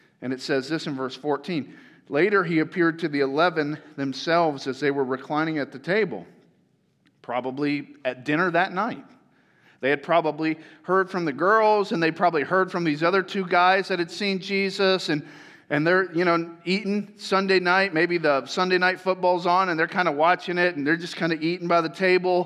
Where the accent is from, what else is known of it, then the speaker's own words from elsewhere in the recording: Tampa, Florida, United States; moved away; that's where I grew up